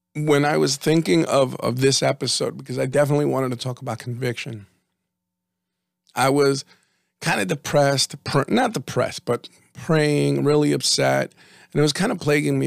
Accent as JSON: {"language": "English", "region": "New Jersey", "country": "United States", "said": "we're from Jersey"}